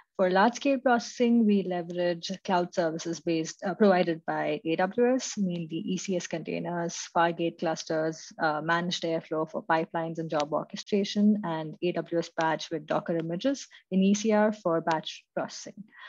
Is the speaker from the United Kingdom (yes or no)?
no; Mumbai, Maharashtra, India; moved away as an adult; now in Munich, Germany; I'm currently in Munich, Germany, where I've been living for the last three years, but I'm originally from India, Mumbai.